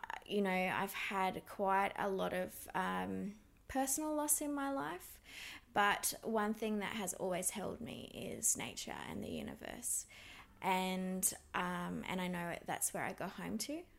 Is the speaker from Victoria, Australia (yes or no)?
no; Grafton, New South Wales, Australia; also born or lived in Yamba, New South Wales; I grew up on Bundjalung country in Grafton and Yamba in New South Wales